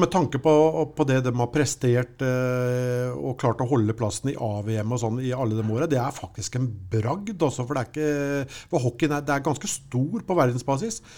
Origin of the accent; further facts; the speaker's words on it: Sarpsborg, Østfold, Norway; vi kommer fra Sarpsborg